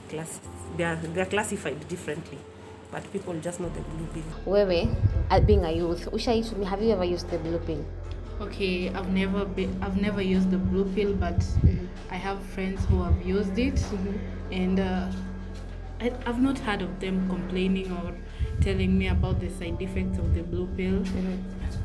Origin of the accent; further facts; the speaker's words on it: Kitui, Kitui County, Kenya; I'm from Kitui.